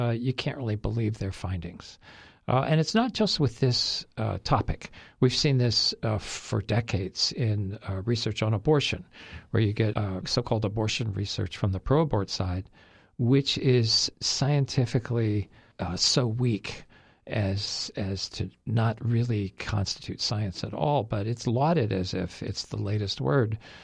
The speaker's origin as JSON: {"language": "English", "country": "United States", "said": "as an American"}